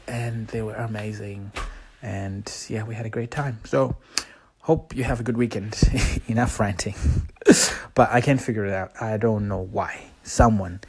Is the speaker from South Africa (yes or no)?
no; Zimbabwe; I'm from Zimbabwe